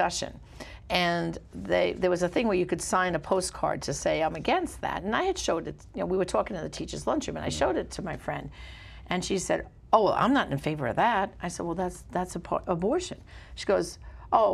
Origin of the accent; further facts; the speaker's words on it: New York City, New York, United States; I grew up in Brooklyn, but I taught public school in Staten Island